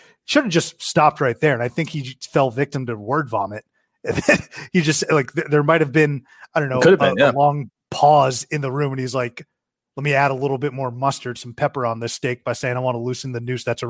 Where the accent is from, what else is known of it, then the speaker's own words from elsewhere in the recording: the North, United States; we're two guys from the North.